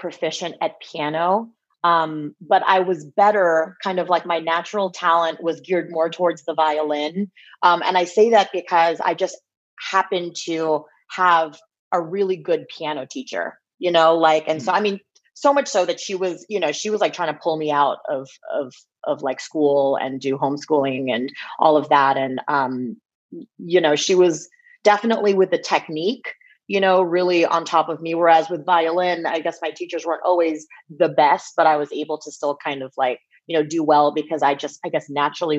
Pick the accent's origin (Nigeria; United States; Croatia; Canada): United States; Bay Area, California; growing up in the Bay Area